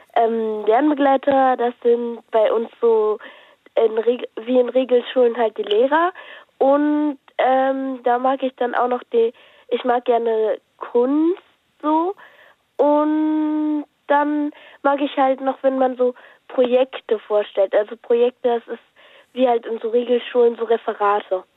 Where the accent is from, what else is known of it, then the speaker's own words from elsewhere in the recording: Lippstadt, North Rhine-Westphalia, Germany; Ich, ich komme aus ähm, Lippstadt